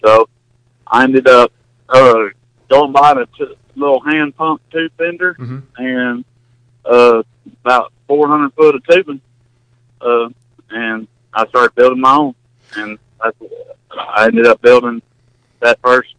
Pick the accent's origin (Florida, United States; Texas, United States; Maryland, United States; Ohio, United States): Texas, United States; also born or lived in Fort Worth, Texas; Well, I come from Texas. Out there, how I got involved in all this, I was living in Fort Worth, Texas